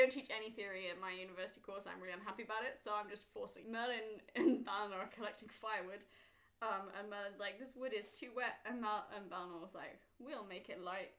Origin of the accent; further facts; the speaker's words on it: Wales, United Kingdom; as a Welsh person